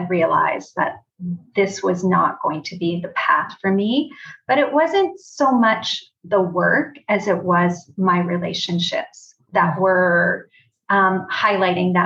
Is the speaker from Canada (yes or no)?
yes; Brantford, Ontario, Canada; moved away as an adult; also born or lived in Toronto; I am from Brantford originally and then moved to Toronto.